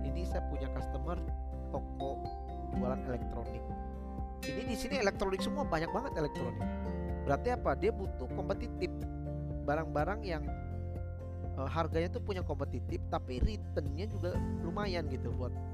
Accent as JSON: {"language": "Indonesian", "region": "Java", "country": "Indonesia", "said": "misalkan orang Batak gitu ya bertemu sama kita orang Jawa"}